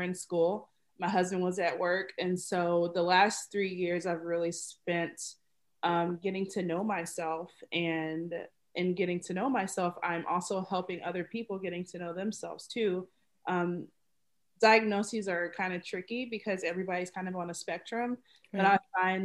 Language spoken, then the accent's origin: English; Dallas, Texas, United States; moved away as an adult; now in Minnesota, United States; I'm from Dallas, Texas, and I have been in Minnesota for 3 years.